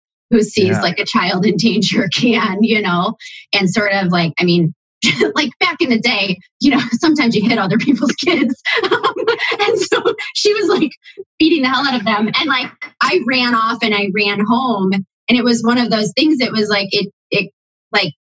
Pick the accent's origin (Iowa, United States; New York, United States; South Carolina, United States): New York, United States; Buffalo; now in Columbus, United States; being raised in Buffalo, grew up with what I would call a more conservative